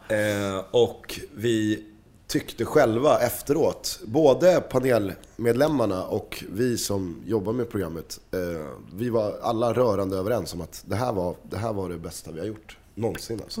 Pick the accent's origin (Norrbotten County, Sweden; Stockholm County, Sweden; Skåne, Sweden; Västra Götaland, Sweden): Stockholm County, Sweden; Stockholm; accent: Stockholm dialect; du låter för mycket Stockholm. Mm. Ehm, så att vi måste tona ner din Stockholmsdialekt